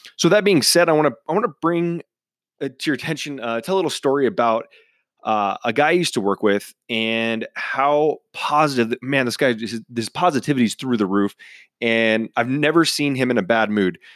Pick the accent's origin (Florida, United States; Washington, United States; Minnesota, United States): Washington, United States; Cleveland; moved away; my hometown up in Cleveland, Washington